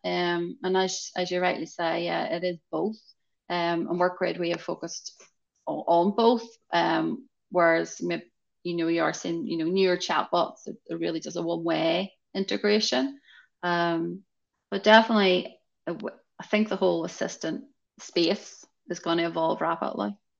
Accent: Northern Ireland, United Kingdom; I'm coming from Ireland, Northern Ireland, tiny

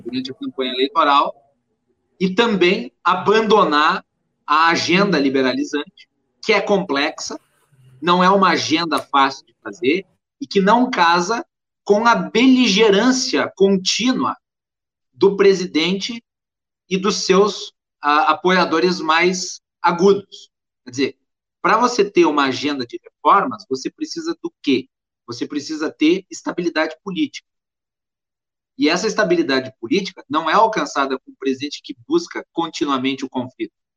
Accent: Farroupilha, Rio Grande do Sul, Brazil; eu sou de Farroupilha, no interior do Rio Grande do Sul, ali da Serra Gaúcha

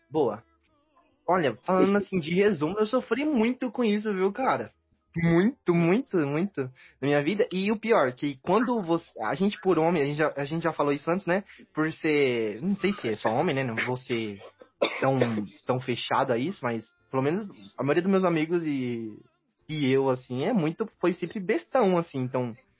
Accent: ABC Paulista, São Paulo, Brazil; Eu sou aqui do ABC Paulista

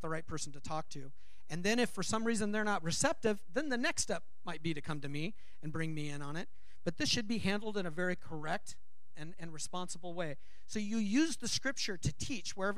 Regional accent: Los Angeles, California, United States; moved away; I grew up in Los Angeles. I learned to drive in Los Angeles

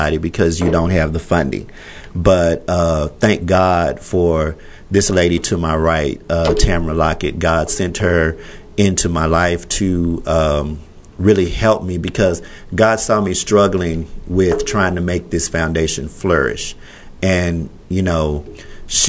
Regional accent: Fort Worth, Texas, United States; I love my hometown. Fort Worth is, in my opinion, the greatest city in the world

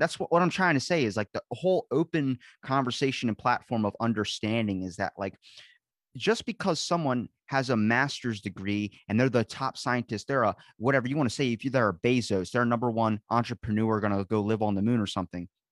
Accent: United States; I'm from the United States

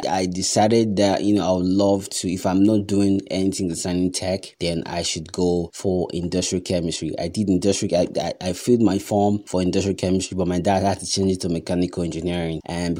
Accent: Nigeria; because as a Nigerian, or as it is right now, or normally, it's best that you pursue your passion on the side

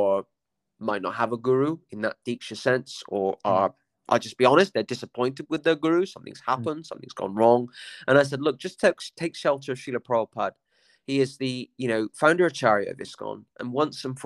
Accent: Somerset, South West England, United Kingdom; I'm from a working class village in Somerset

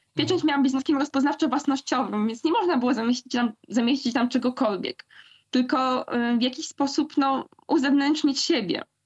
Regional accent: Silesian Voivodeship, Poland; z mojego kochanego Śląska, skąd pochodzę

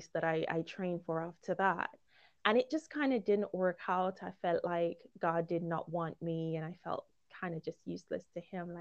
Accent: Jamaica; also born or lived in Guyana / Romania; now in United Kingdom; growing up in Jamaica

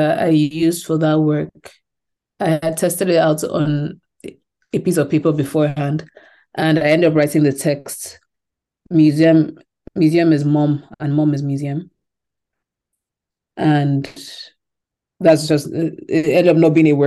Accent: Lagos, Nigeria; moved away; also born or lived in England; growing up in Lagos

